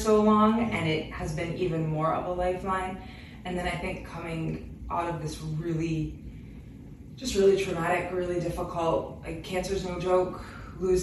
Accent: Western Massachusetts, United States; moved away as an adult; now in Boston, United States; we're from Western Mass

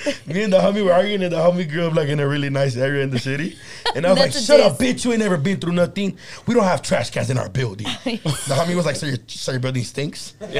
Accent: Los Angeles, California, United States

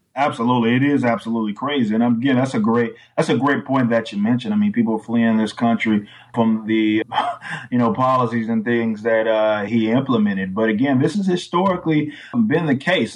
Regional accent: Texas, United States; I'm from Texas

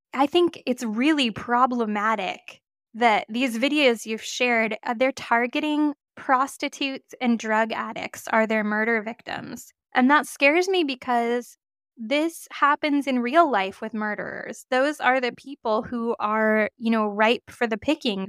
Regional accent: Oregon, United States; I am from Oregon

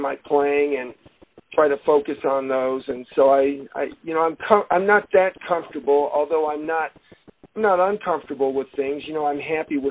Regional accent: Denver, Colorado, United States; I was born and raised in Denver

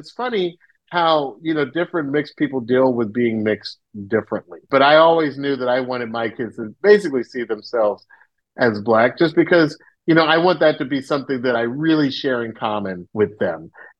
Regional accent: the South, United States; Growing up in the South, I never thought of mixed kids as anything other than black.

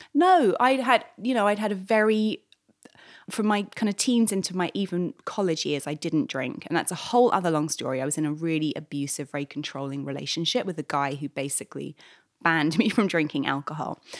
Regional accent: London, United Kingdom; moved away as an adult; now in New York, United States; I'm from London originally

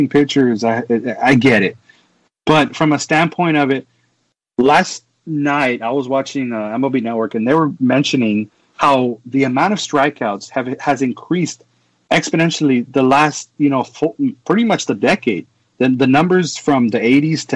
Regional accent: Texas, United States; I'm from Texas. Texas is all about high school football. It was it's a normal thing down here

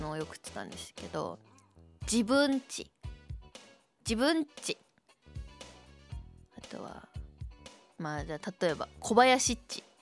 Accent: Shizuoka, Japan; accent: Shizuoka dialect; うんちは静岡弁のはず

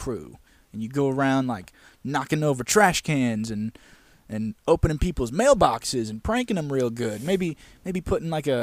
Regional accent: United States; We're American

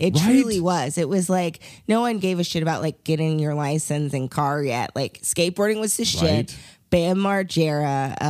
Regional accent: Covington, Kentucky, United States; I'm from Northern Kentucky. Like I'm from Covington, but I went to school at Western Kentucky University, WKU.

